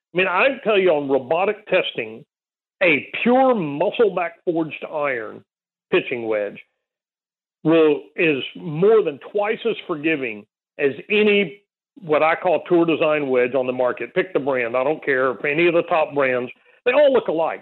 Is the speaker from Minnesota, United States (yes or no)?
no; South Texas, United States; grow up in a on a little nine hole golf course in South Texas